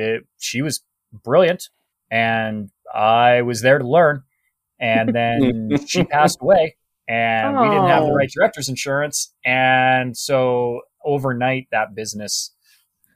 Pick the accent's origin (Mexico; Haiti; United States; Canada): Canada; I'm a Canadian